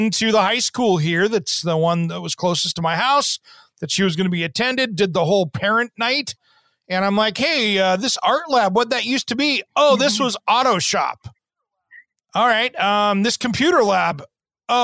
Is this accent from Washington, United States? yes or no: yes; Tri-Cities, Eastern Washington, United States; I grew up in Eastern Washington in the Tri-Cities